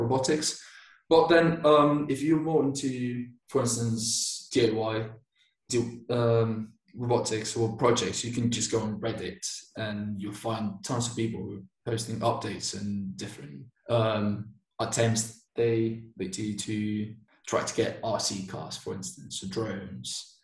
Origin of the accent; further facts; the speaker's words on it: Bilbao, Basque Country, Spain; English is a second language; moved away as an adult; also born or lived in Manchester; now in Barcelona, Spain; I'm originally from Bilbao. It's a um, it's a city in northern Spain in the Basque Country, and I lived there until I was 18